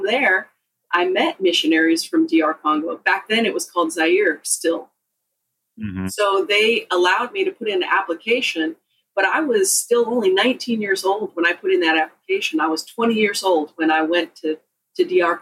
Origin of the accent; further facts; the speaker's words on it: Pacific Northwest, United States; also born or lived in Southern California; I was born in Southern California and then raised in the Pacific Northwest